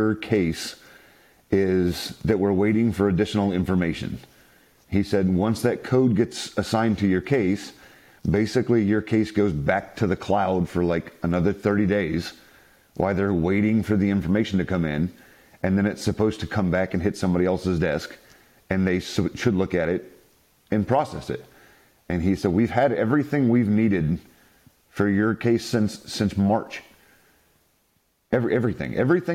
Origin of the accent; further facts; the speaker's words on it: South Carolina, United States; now in San Diego, United States; I'm originally from South Carolina.